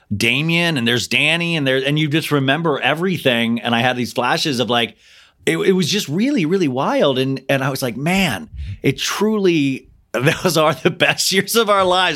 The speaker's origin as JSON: {"language": "English", "town": "Olathe", "region": "Kansas", "country": "United States", "tie": "born or raised there", "said": "I grew up in Olathe, Kansas"}